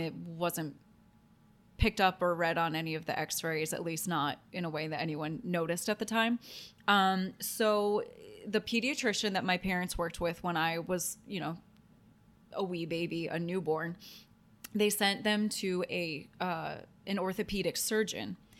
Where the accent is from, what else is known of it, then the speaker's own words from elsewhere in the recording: Toledo, Ohio, United States; I grew up in Toledo, Ohio